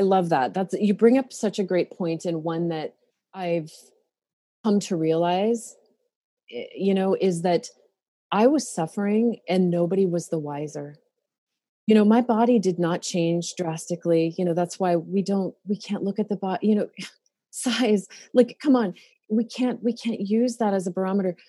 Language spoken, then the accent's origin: English; Montana, United States; now in Oregon, United States; I grew up in Montana